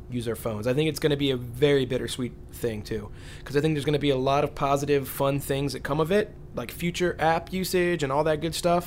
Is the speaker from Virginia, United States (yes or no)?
yes; Richmond, Virginia, United States; I'm from Richmond